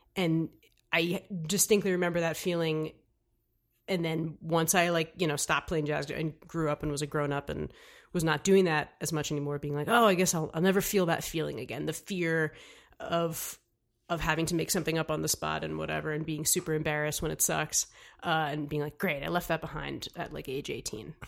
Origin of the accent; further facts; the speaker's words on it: New York City, New York, United States; I'm from here, from New York